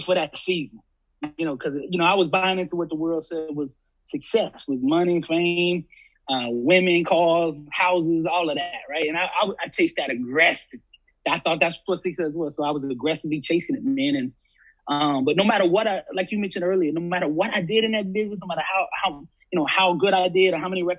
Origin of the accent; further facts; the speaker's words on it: Alabama, United States; I was from Alabama